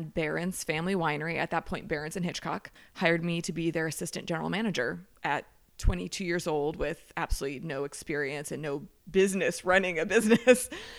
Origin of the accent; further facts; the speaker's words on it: Heidelberg, Baden-Württemberg, Germany; born there; I was born in Heidelberg, Germany.